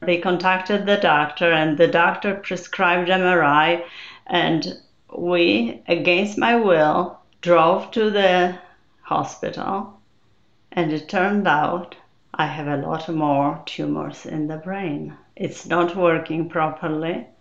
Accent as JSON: {"language": "English", "country": "Poland", "moved": "as an adult", "lives_now": "United States", "said": "I came from Poland. There will be 33 years ago."}